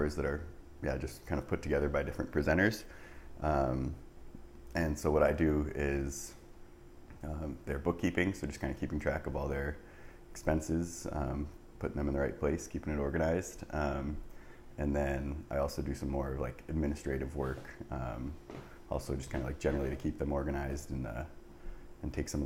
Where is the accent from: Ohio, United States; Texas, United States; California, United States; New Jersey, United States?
New Jersey, United States; moved away as an adult; also born or lived in Canada; now in Chicago, United States; I'm originally from New Jersey. So I was born and raised. Was there until I guess like 18